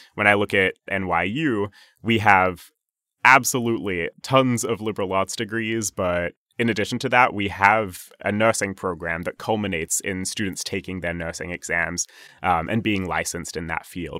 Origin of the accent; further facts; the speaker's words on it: Sydney, New South Wales, Australia; moved away as an adult; now in New York, United States; I grew up in Sydney, Australia, born and raised